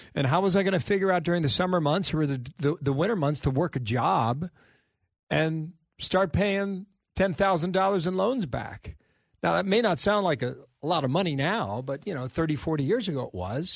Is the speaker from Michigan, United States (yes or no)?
no; Cincinnati, Ohio, United States; moved away; in my hometown of Cincinnati, Ohio